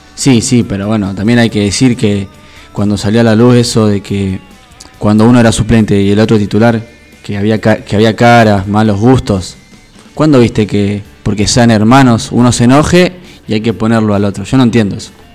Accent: Rosario, Santa Fe, Argentina; Soy rosarino

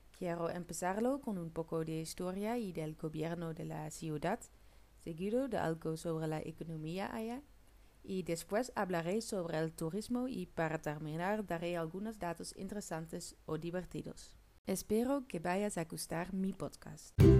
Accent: Netherlands; Spanish is a second language; moved away as an adult; now in Murcia, Spain; soy una chica holandesa

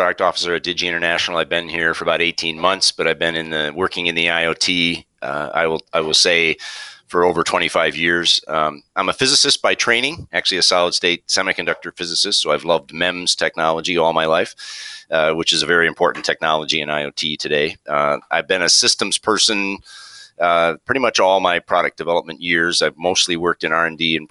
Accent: Minnesota, United States; also born or lived in New York; Grew up in Minnesota, born and raised in Minnesota

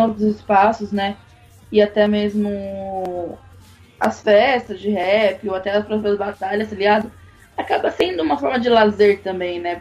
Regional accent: São Carlos, São Paulo, Brazil; eu sou do interior de São Paulo, numa cidade chamada São Carlos

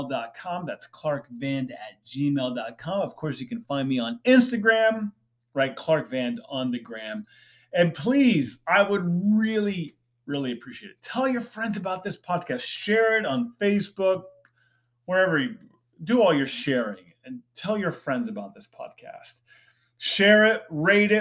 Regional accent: Indiana, United States; I was a kid from Indiana

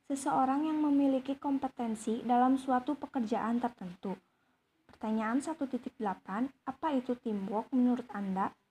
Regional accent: Ciamis, West Java, Indonesia; born there; saya lahir di Ciamis tanggal 4 April tahun 2003.

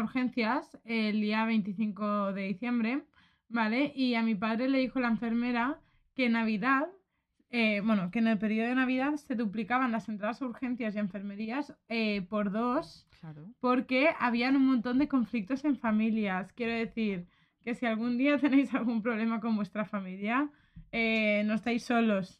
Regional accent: Valencian-speaking town, Valencian Community, Spain; como se dice en mi pueblo

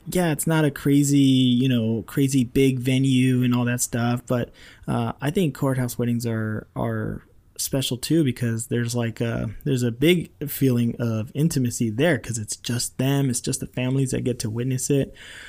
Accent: Rancho Cucamonga, California, United States; I did another backyard wedding that took me back to my hometown where I grew up in Rancho Cucamonga.

